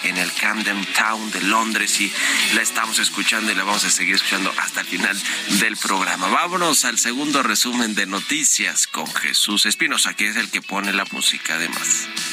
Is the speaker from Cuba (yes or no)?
no; Mexico; somos todos los mexicanos